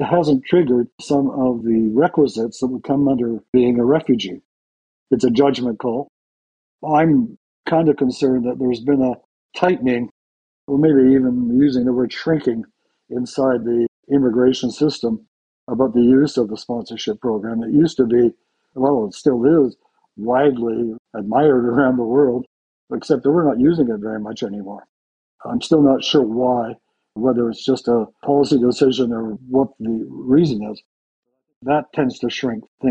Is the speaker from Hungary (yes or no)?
no; Canada; as someone who's grew up with an understanding as a Canadian